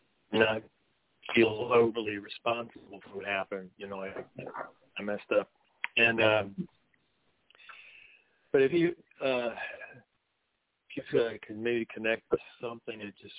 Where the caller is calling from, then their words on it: Virginia, United States; I'm in Virginia. I talked to you a couple weeks back, first time.